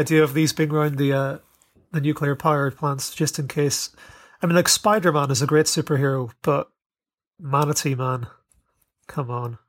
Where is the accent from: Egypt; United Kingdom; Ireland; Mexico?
Ireland; I was raised in Ireland